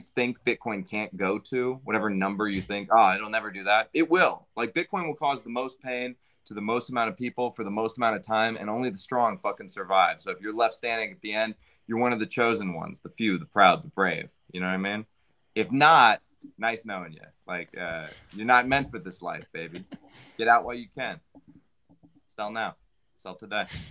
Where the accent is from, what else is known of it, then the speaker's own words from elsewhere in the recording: United States; as an American